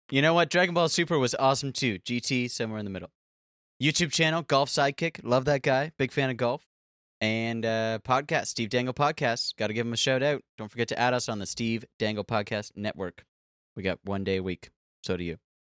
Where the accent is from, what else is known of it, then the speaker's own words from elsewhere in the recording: Canada; I am so Canadian.